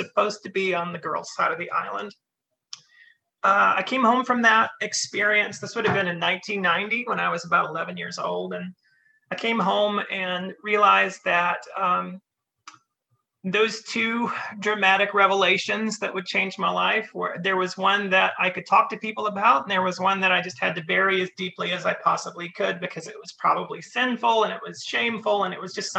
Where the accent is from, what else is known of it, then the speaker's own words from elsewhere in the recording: Western North Carolina, United States; moved away as an adult; also born or lived in Richmond, Virginia; now in Canada; I was born in Western North Carolina, partway up into the mountains. I grew up there, going to church there.